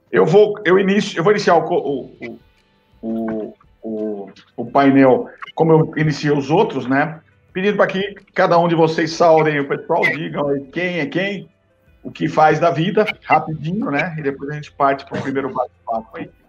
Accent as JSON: {"language": "Portuguese", "region": "Minas Gerais", "country": "Brazil", "said": "também é eu é sou mineiro"}